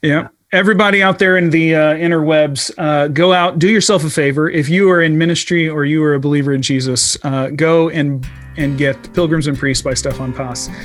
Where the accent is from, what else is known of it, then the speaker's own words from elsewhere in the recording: United States; I, as an American